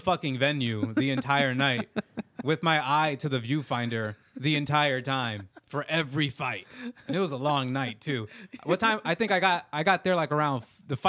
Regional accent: Maryland, United States; I'm from Maryland, and there's like one gun range in the entire county that I live in.

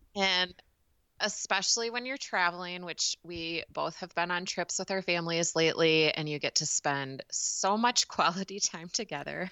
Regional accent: United States; as a American consumer

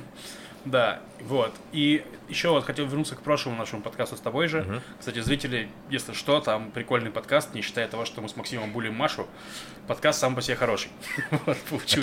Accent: Novosibirsk, Novosibirsk Oblast, Russia; moved away; я из Новосибирского Академгородка

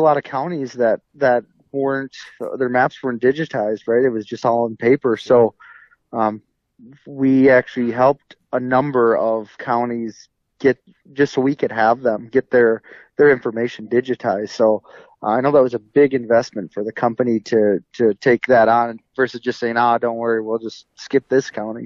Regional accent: an hour west of the Twin Cities, Minnesota, United States; moved away as an adult; also born or lived in North Dakota / Mississippi; born and raised in in just about an hour west of the Twin Cities

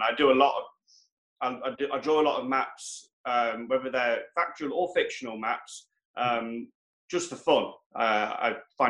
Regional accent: Wales, United Kingdom; born there; I was born in North Wales, so we always used to go there and go to Snowdonia.

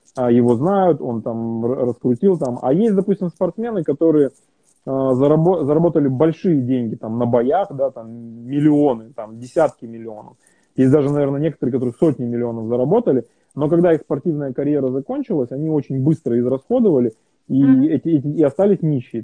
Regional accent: Kazakhstan; moved away; also born or lived in Europe; я в Казахстане родился и вырос

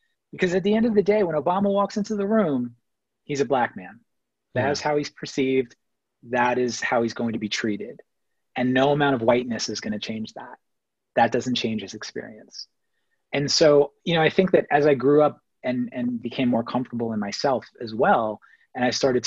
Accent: New York City, New York, United States; also born or lived in Massapequa, Long Island; we grew up in Queens, and when I was growing up until we left Queens for, my parents moved to the suburbs in the late 80s to Long Island

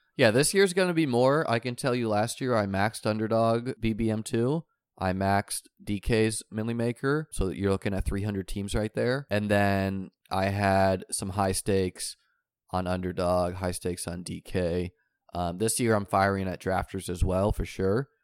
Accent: New Hampshire, United States; I grew up in New Hampshire.

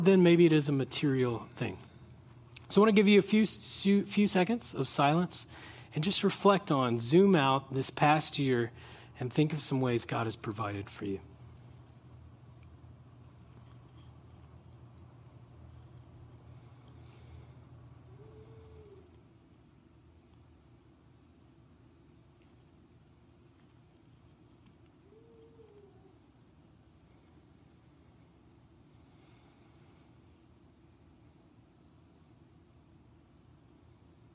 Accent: California, United States; we're from California

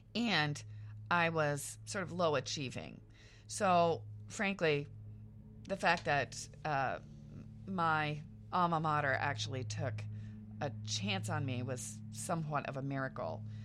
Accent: small town central Iowa, United States; moved away; I was from small town central Iowa

